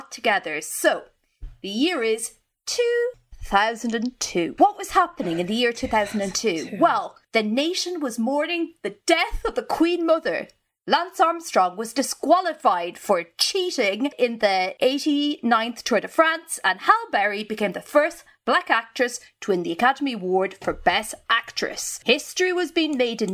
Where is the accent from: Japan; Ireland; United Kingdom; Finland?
Ireland; born or raised there